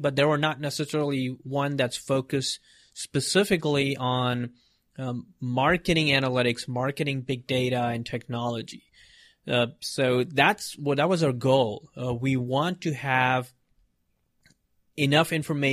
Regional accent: Mumbai, Maharashtra, India; I was born in India in Mumbai and, big city and all those craziness, a lot of people. And I grew up there

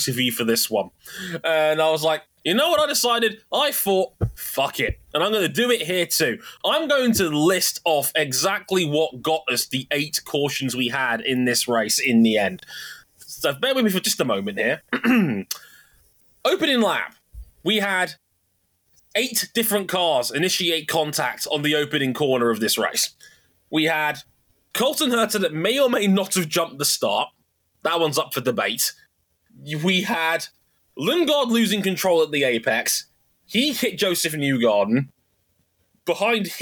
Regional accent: United Kingdom; As a Brit

